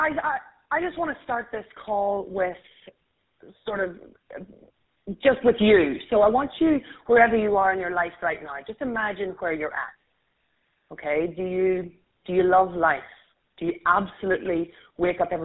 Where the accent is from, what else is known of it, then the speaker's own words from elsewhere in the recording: Ireland; accent: Irish; I'm Irish, and I'm going to try and remember to slow down my accent so everyone understands